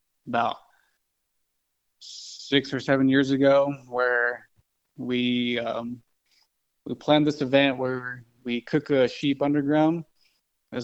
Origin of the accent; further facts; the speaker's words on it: Kirtland, New Mexico, United States; I'm from Kirtland, New Mexico.